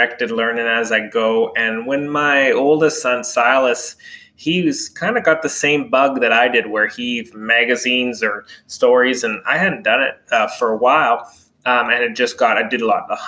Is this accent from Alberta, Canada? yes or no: yes; Donnelly, Alberta, Canada; now in DeBolt, Canada; I grew up about a couple hours from here in a little place called Donnelly, actually a French-Canadian community.